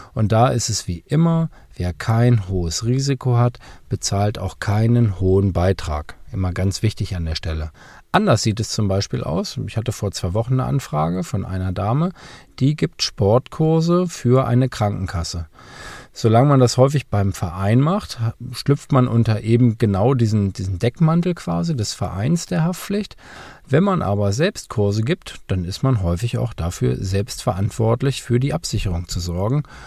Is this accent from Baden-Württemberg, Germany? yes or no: no; Lower Saxony, Germany; bei uns in Niedersachsen